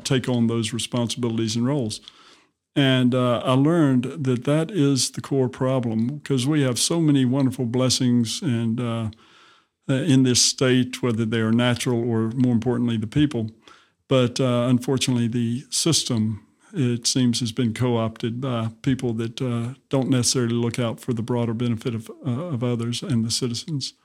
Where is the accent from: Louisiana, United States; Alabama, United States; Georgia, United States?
Alabama, United States; Montgomery; I, uh, grew up in Montgomery, Alabama